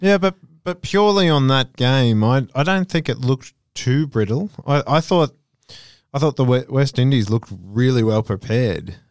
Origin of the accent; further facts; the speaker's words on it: Australia; as an Australian